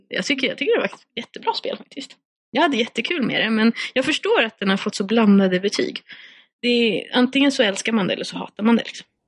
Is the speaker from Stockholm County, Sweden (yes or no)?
yes; Skogås, Stockholm County, Sweden; jag är ju uppvuxen i Skogås som är 20 minuter från, från Stockholm